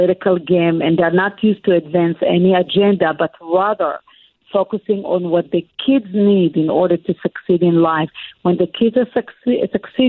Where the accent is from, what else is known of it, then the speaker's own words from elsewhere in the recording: Israel; also born or lived in suburbs of Philadelphia; now in United States; that's where I grew up. I grew up in a public housing with immigrants